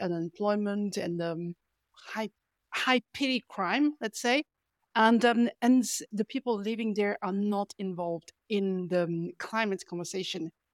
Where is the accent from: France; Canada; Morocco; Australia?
France; also born or lived in Paris; I'm from France